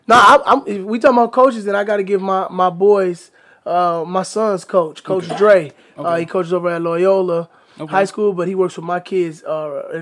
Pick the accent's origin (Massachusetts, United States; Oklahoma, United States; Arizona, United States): Arizona, United States; Phoenix; moved away as an adult; also born or lived in River Rouge, Michigan; now in Detroit, United States; I grew up in Phoenix, Arizona